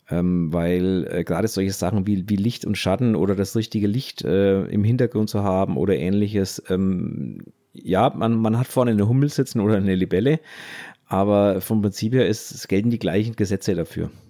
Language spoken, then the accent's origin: German; West Germany, Germany; Okay, jetzt muss ich kurz als, als Wessi, wie so schön heißt, fragen